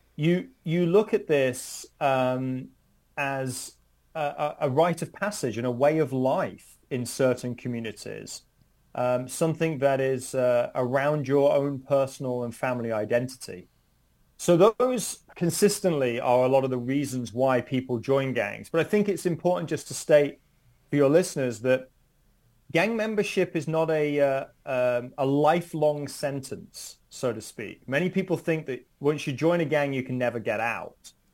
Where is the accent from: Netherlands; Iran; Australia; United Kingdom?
United Kingdom; moved away as an adult; now in United States; I'm originally from the United Kingdom